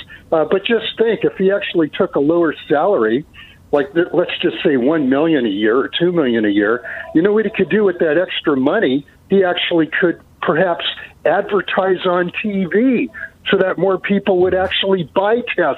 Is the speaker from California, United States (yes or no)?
yes; Santa Clara County, California, United States; now in Aptos, United States; I'm from the Santa Clara County, a.k.a. Silicon Valley, originally.